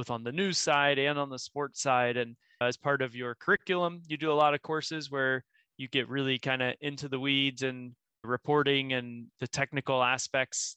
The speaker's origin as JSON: {"language": "English", "region": "Florida", "country": "United States", "tie": "born or raised there", "also_born_or_lived": "Austin, Texas", "moved": "as an adult", "lives_now": "Ireland", "said": "growing up in Florida"}